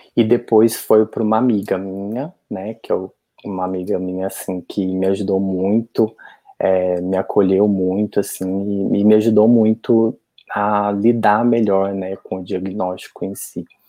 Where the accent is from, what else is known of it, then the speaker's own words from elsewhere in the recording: Santana do Jacaré, Minas Gerais, Brazil; moved away as an adult; also born or lived in Juiz de Fora; eu sou de uma cidade bem pequenininha do interior de Minas, né, Santana do Jacaré